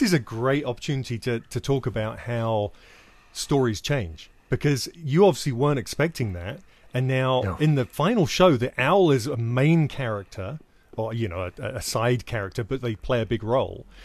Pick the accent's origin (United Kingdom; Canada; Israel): United Kingdom; I'm British